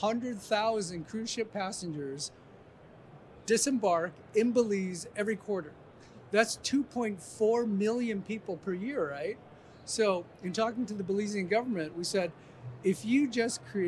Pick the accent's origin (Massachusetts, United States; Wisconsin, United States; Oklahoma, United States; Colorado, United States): Colorado, United States; I'm from Colorado